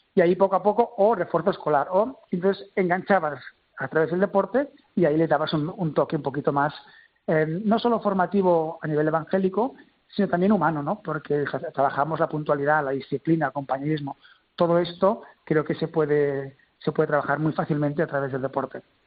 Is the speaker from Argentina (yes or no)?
no; Terrassa, Catalonia, Spain; Yo soy de Tarrasa